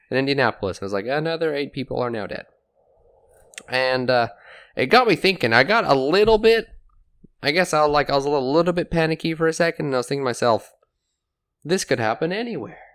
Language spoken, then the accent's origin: English; England, United Kingdom; moved away; growing up in England, eh, gun crime wasn't really a thing